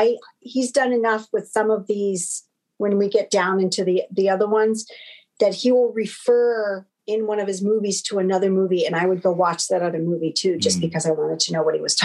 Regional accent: United States; because I'm American

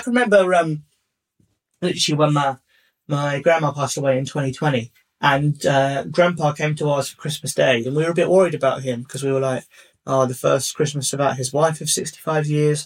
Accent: Hertfordshire, East of England, United Kingdom; I grew up in uh, like the southeast and I grew up in Hertfordshire

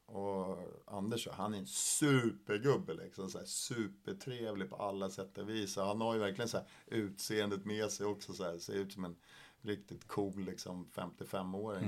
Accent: Sweden; jag är ensam svensk i min åldersgrupp

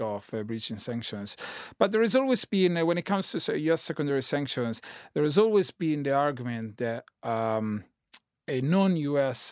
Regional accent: Italy; now in London, United Kingdom; I'm Italian citizen living in London.

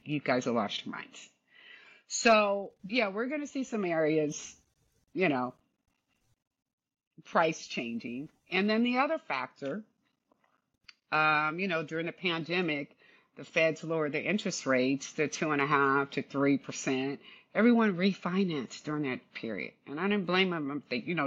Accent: California, United States; I'm basically born and raised in California

